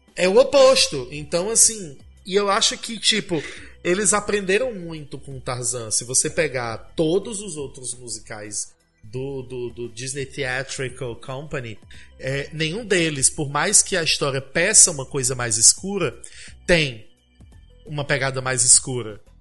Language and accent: Portuguese; Brazil; eu sou brasileira